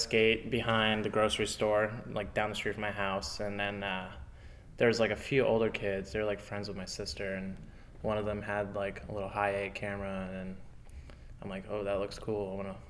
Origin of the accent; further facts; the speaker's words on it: Fort Lauderdale, Florida, United States; Yeah, like, Pompano, Fort Lauderdale.